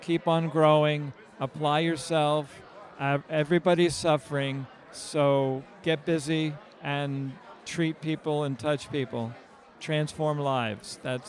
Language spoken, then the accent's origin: English; New Mexico, United States; I'm a doctor of oriental medicine from New Mexico.